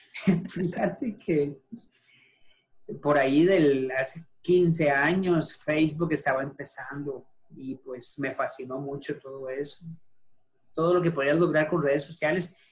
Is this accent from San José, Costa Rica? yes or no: yes; San José, Costa Rica; yo soy de San José, Costa Rica. Eh, tengo radicado acá, prácticamente aquí nací, no me he movido de acá.